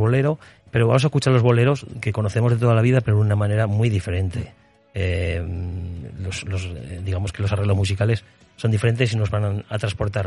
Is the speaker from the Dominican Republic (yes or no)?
no; Sos del Rey Católico, Aragon, Spain; soy nacido en SOS. Eh, viví allí mi infancia, parte de mi infancia.